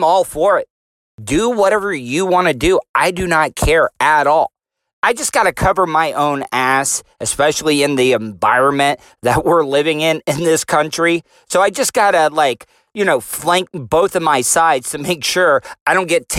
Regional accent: De Leon Springs, Florida, United States; me and my boys growing up in De Leon Springs

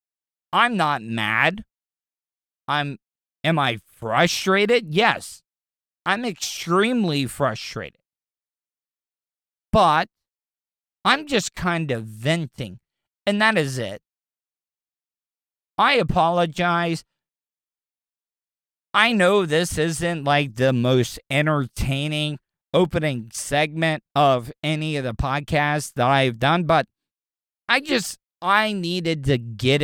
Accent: Florida, United States; I am from Florida

